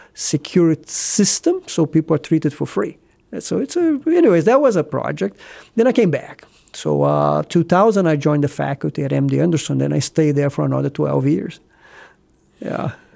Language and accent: English; small town Brazil, between Rio and São Paulo, Southeast Brazil, Brazil; English is a second language; moved away as an adult; also born or lived in Rio de Janeiro, Brazil / Houston, Texas, United States; now in Columbus, United States; I was born in Br-, small town Brazil, you know, somewhere in, if you look at the map, between Rio and São Paulo, southeast Brazil. And I went to medical school in Rio